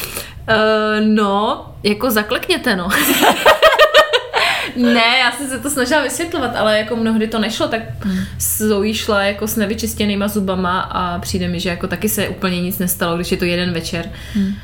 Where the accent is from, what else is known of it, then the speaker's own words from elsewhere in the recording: Moravia, Czechia; moved away; u nás na Moravě